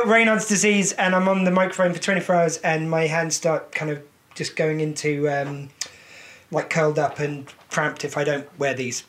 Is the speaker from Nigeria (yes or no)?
no; England, United Kingdom; As an Englishman